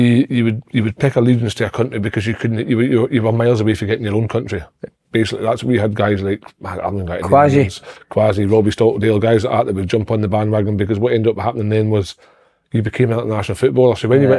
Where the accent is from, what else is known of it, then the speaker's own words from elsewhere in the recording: Scotland, United Kingdom; I'm Scottish through and through and always will be.